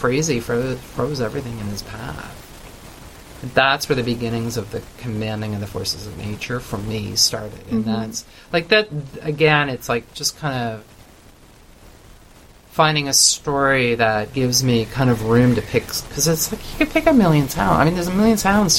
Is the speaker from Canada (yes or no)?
yes; Canada